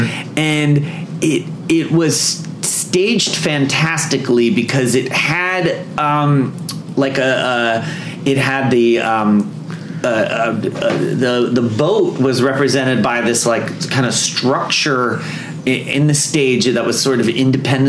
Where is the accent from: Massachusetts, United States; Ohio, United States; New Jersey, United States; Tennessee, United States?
New Jersey, United States; now in Los Angeles, United States; When I grew up in New Jersey